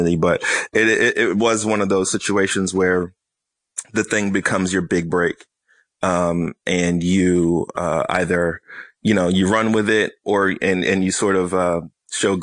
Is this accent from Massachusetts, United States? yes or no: yes; Boston, Massachusetts, United States; I'm from Boston